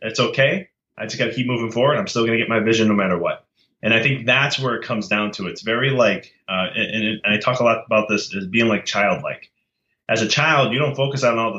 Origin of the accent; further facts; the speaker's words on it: United States; I'm from America, but my dad's from Italy. And but I was raised Italian.